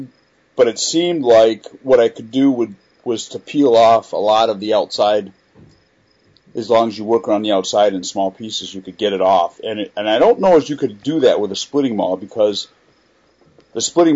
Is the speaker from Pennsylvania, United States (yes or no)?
no; Bayonne, New Jersey, United States; One, Bayonne, New Jersey, my hometown. Ironically, I believe their rifles are illegal to buy here in New Jersey.